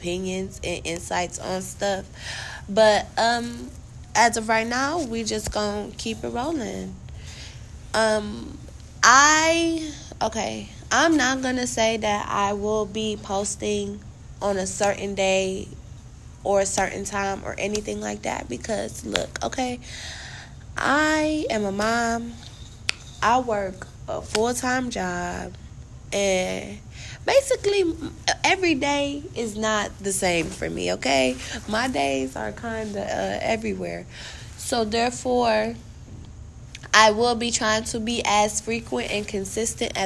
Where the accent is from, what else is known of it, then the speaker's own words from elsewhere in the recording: Cleveland, Ohio, United States; I was born and raised in Cleveland. I still reside here in Cleveland